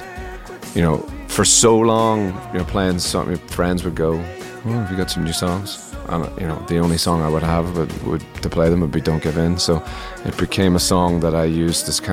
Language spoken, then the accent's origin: English; Northern Ireland, United Kingdom; I grew up in Northern Ireland